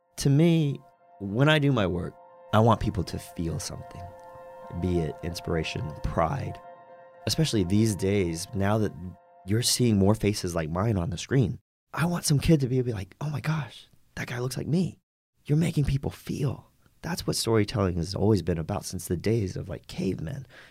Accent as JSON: {"language": "English", "town": "Roanoke", "region": "Virginia", "country": "United States", "tie": "born or raised there", "also_born_or_lived": "New York / Los Angeles", "moved": "as an adult", "said": "I grew up in Roanoke, Virginia"}